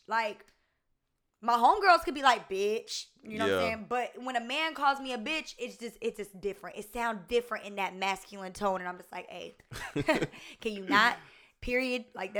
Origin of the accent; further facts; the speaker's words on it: Augusta, Georgia, United States; You know, me, I grew up in Augusta, Georgia. And before I lived in Augusta, Georgia, I was a military brat.